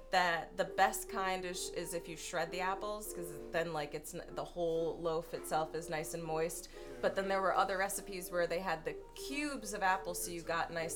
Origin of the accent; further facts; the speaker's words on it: New Hampshire, United States; I grew up with in New Hampshire